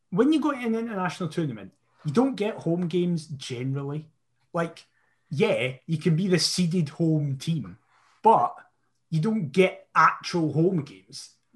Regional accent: Scotland, United Kingdom; I love being Scottish. I am Scottish, not British

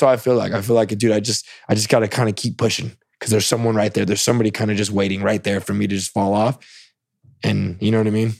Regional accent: Salinas, California, United States; moved away as an adult; also born or lived in East Tennessee; now in Austin, United States; I grew up in Salinas. It's a huge agriculture city

